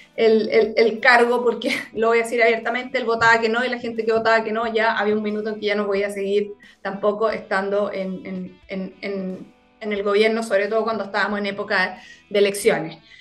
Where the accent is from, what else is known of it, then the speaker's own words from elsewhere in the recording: Puerto Montt, Los Lagos, Chile; moved away as an adult; yo soy nací y criada en Puerto Montt, fíjate. Toda mi vida, eh, hasta los 18